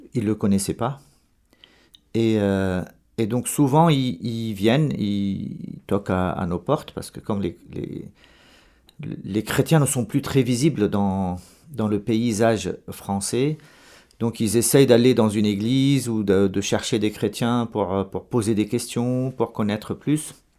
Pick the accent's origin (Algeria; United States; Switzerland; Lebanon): Lebanon; moved away as an adult; also born or lived in Dubai / Marseille / Madrid / Rome; je suis né au Liban et j'ai fait mes études au Liban